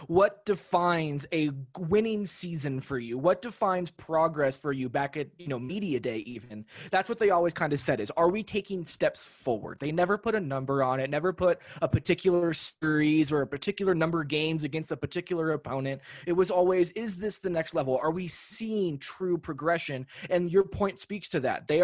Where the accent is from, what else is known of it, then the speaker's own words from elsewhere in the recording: Los Angeles, California, United States; now in Denver, United States; I grew up in Los Angeles.